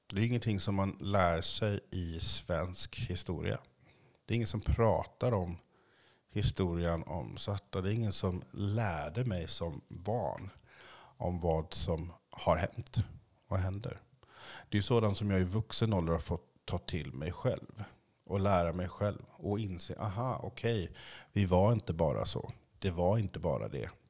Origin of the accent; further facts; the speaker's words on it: Haiti; Columbus kom ju först till min hemö, Haiti, Haiti, jag kan inte riktigt uttala det.